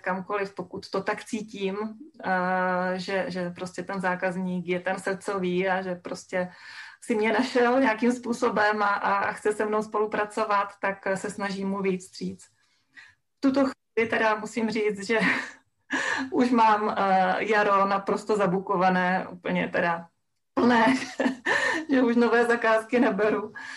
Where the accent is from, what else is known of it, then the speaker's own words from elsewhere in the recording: a village in Haná, Czechia; also born or lived in central Moravia; já jsem vyrostla na Hanácké vesnici